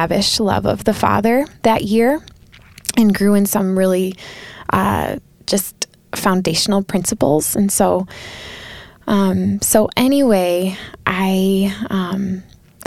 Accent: Southwest Michigan, United States; I'm from Southwest Michigan originally

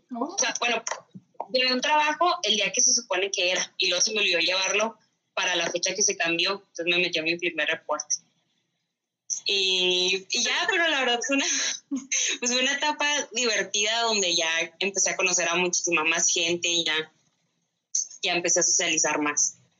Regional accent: Ciudad Juárez, Chihuahua, Mexico; now in Chihuahua, Mexico; Yo nací aquí en Chihuahua, Chihuahua, pero crecí la mayor parte del tiempo en Ciudad Juárez y luego ya me regresé aquí a Chihuahua.

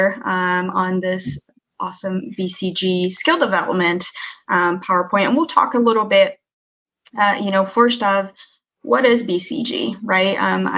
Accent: Brazil; moved away; I'm native from Brazil, and being born in a foreign country in the 80s

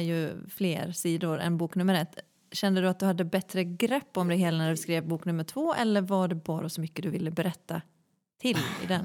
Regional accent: Malå, Västerbotten County, Sweden; moved away; jag är från en liten kommun snarlik Nordanstigs kommun. Mm. Eh, en kommun som heter Malå

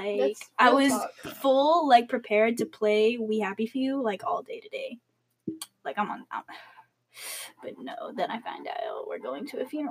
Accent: United States; accent: American; I'll have my accent. The American accent.

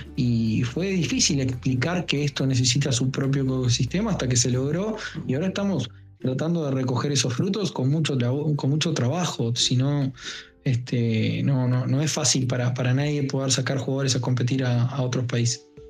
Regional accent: Uruguay; dicen que somos un barrio de Brasil o, una provincia de Argentina y es algo muy errado porque nosotros tenemos nuestra propia identidad

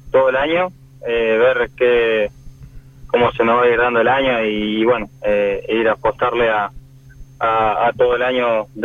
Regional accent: Villa Regina, Río Negro, Argentina; De Villa Regina.

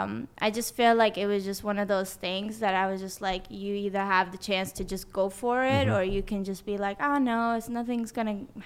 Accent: Sweden; born or raised there; English is a second language; moved away; also born or lived in Tehran, Iran / San Diego, United States

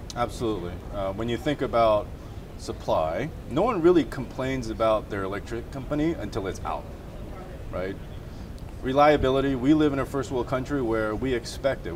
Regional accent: Chicago, Illinois, United States; I'm from Chicago

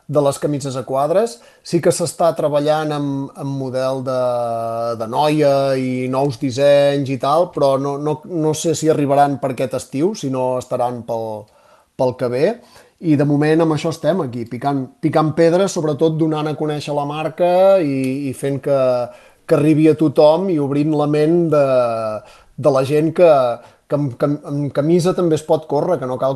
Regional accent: Catalonia, Spain; som catalans

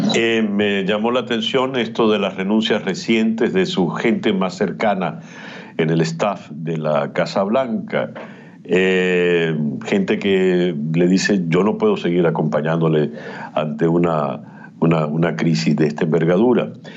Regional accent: Venezuela

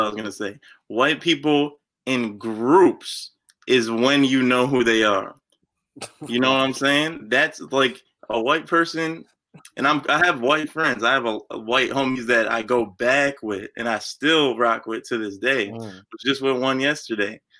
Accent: Pleasant Valley, New York, United States; I grew up in Pleasant Valley. I still live in Pleasant Valley with my parents, but Pleasant Valley is right outside of Poughkeepsie

